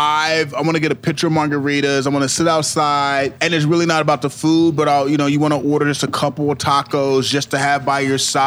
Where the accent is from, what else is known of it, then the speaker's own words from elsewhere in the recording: Kansas City, Missouri, United States; also born or lived in Brooklyn; when I was a kid growing up in Kansas City